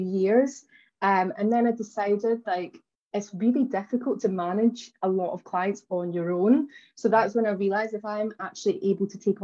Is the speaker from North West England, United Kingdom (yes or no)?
no; Glasgow, Scotland, United Kingdom; now in London, United Kingdom; I'm originally from, you'll notice from my accent, that I'm originally from Glasgow in Scotland